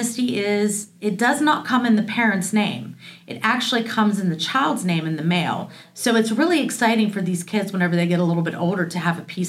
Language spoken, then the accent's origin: English; Weirton, West Virginia, United States; moved away as an adult; now in Wintersville, United States; So I am locally raised by my mom and my dad, and we grew up in Weirton, West Virginia. I now live in Wintersville, Ohio